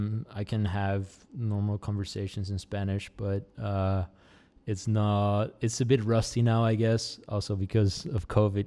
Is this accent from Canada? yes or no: no; Netherlands; accent: Americanized; English is a second language; also born or lived in United States; Netherlands, we learn English with a British accent. But then because I've lived in America a couple of times, my accent just became very Americanized.